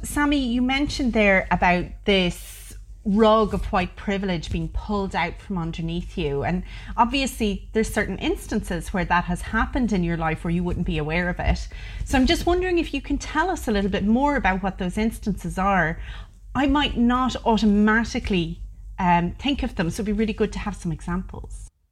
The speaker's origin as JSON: {"language": "English", "country": "Ireland", "tie": "born or raised there", "said": "I'm Irish, born in Ireland, of two Irish parents, and I've grown up in Ireland."}